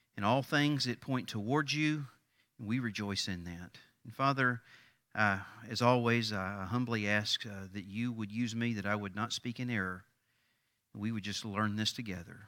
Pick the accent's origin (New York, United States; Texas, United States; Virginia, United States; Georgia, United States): Texas, United States; East; I grew up in East Texas.